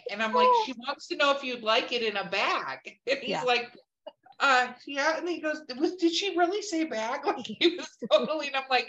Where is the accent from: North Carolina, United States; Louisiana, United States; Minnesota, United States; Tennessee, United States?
Minnesota, United States; moved away; I'm from Minnesota.